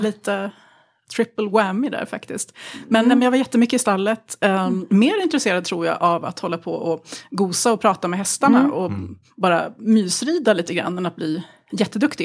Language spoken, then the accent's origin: Swedish; Tyresö, Stockholm County, Sweden; hemma i Tyresö utanför Stockholm